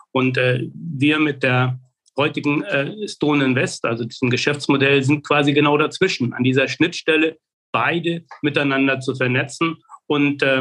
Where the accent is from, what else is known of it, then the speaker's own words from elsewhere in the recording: Mecklenburg-Vorpommern, Germany; Ich bin hier in Mecklenburg-Vorpommern aufgewachsen, habe die ersten zwei Lebensjahrzehnte hier verbringen dürfen